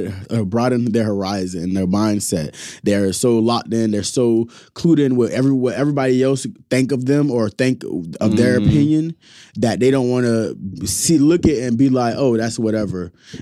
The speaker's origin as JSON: {"language": "English", "town": "Naples", "region": "Florida", "country": "United States", "said": "I'm from Naples. All that shit is very much fucking normal."}